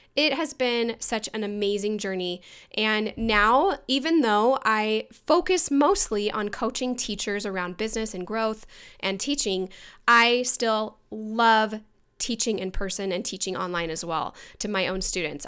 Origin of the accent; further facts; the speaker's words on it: Mesa, Arizona, United States; moved away as an adult; also born or lived in Boston, Massachusetts; I'm actually from Mesa, Arizona